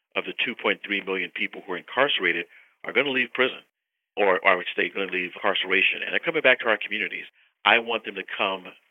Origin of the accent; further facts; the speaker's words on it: California, United States; a state like California, my home state